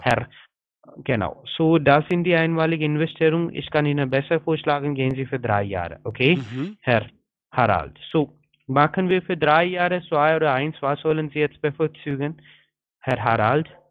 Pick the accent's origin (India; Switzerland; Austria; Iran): India; German is a second language; now in Berlin, Germany; ich bin ein Inder